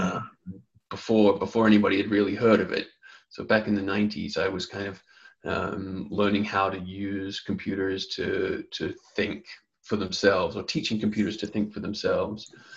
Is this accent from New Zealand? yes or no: yes; New Zealand; now in Los Angeles, United States; I'm originally from New Zealand